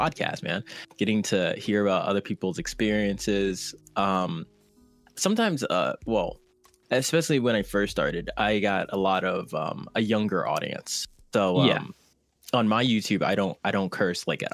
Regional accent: New Jersey, United States; now in California, United States; Originally, I'm from New Jersey, but I currently reside in California.

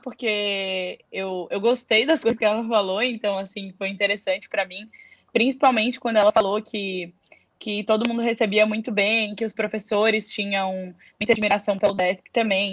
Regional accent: Florianópolis, Santa Catarina, Brazil; moved away as an adult; now in São Paulo, Brazil; eu vivi a minha vida inteira em Floripa, no mesmo apartamento, então eu nunca tinha ido, é, nunca morei em outro lugar

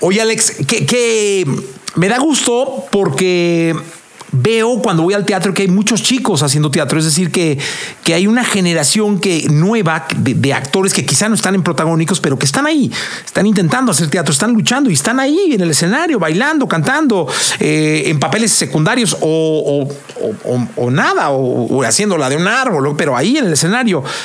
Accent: Guadalajara, Jalisco, Mexico; now in Mexico City, Mexico; yo vengo de Guadalajara, ¿no? Eh, tengo aquí como 26 años, pero vengo de Guadalajara.

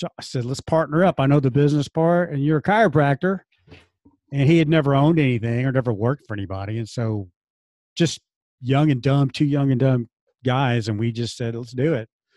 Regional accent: Dallas and Houston, Texas, United States; moved away as an adult; now in Oklahoma City, United States; I grew up in Dallas and Houston.

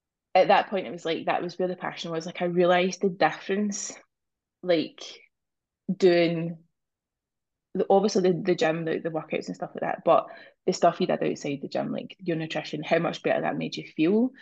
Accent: Scotland, United Kingdom; I am from Scotland.

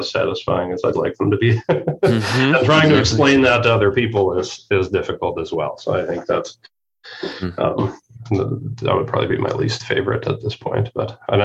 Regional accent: Canada; moved away as an adult; now in United States; We are Canadian

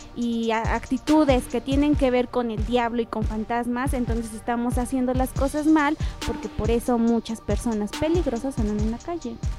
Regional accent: Puebla, Mexico; Yo soy poblana.

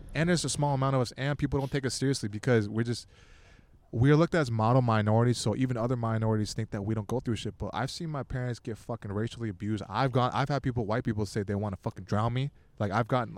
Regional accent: Torrance, California, United States; I'm from Torrance, and even Torrance is like a lot bigger than

